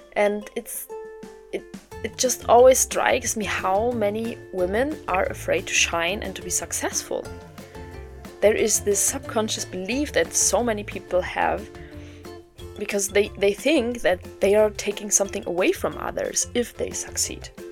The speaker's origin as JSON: {"language": "English", "country": "Germany", "also_born_or_lived": "Berlin", "said": "I'm from Germany. I live in Berlin"}